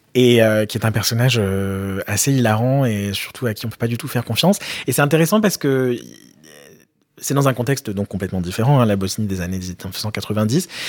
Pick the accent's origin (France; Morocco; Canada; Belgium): France; j'ai grandi en France